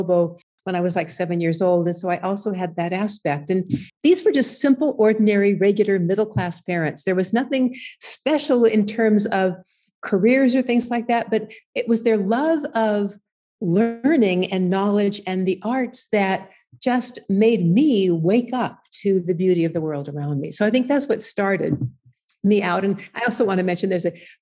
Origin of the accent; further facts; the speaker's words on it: Southern California, United States; we grew up in Southern California